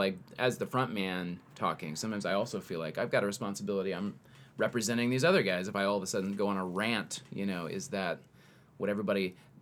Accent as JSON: {"language": "English", "region": "the South", "country": "United States", "said": "We're from the South."}